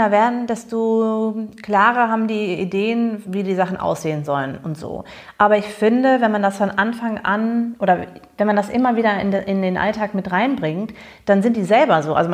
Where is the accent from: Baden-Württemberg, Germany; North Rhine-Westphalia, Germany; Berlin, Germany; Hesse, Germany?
North Rhine-Westphalia, Germany; Bonn; Es gab nämlich einen Laden ähm, in Bonn, wo ich groß geworden bin, im amerikanischen Viertel, The Thrift Shop, also der Secondhand-Laden.